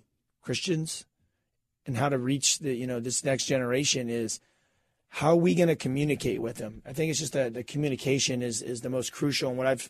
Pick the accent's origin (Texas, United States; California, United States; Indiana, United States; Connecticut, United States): California, United States; I'm from Cali. You know what I'm saying? We're not doing that whole, freezing.